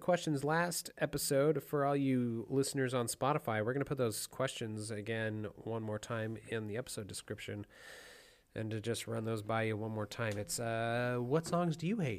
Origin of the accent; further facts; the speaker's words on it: Wyoming, United States; moved away as an adult; I grew up in Wyoming because I grew up in a city of like 53,000 people, which hilariously I thought was a small town until I moved out here.